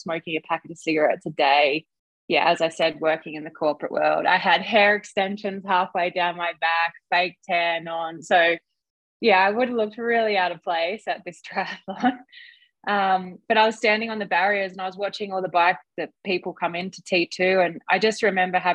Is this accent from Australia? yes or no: yes; Australia; I swam a little bit as a kid, as most Aussie kids